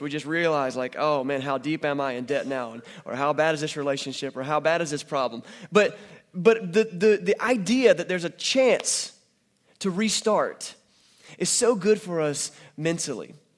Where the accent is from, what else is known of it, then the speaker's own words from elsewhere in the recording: North Carolina, United States; I'm from North Carolina